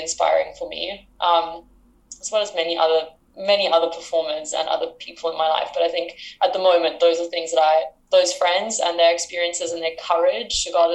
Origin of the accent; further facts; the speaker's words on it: South Africa; moved away as an adult; now in United Kingdom; I'm from South Africa. I'm currently in the UK